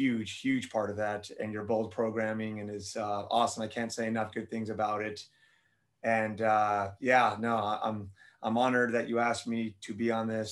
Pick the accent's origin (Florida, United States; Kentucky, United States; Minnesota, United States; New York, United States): Florida, United States; Miami; moved away as an adult; also born or lived in Tennessee; I'm born and raised in Miami, Florida, spent all my life there.